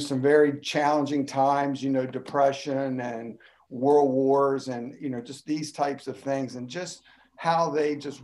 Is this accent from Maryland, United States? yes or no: no; Grafton, West Virginia, United States; moved away; also born or lived in Elmer, New Jersey; I was born in Grafton, West Virginia